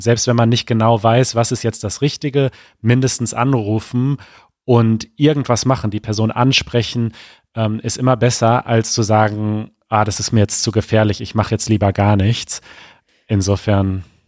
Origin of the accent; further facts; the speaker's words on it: Germany; als Deutscher